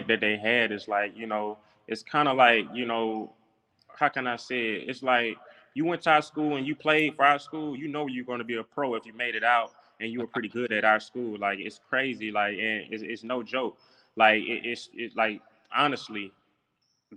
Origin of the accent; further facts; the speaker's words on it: Atlanta, Georgia, United States; I played high school ball in Atlanta, Georgia. I'm from Atlanta, Georgia, at Westlake High School.